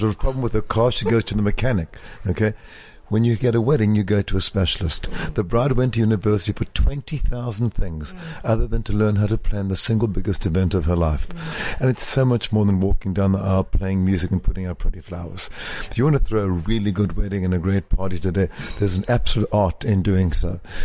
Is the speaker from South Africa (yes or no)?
yes; South Africa; moved away as an adult; now in New York, United States; I left South Africa with $400, one very well cut suit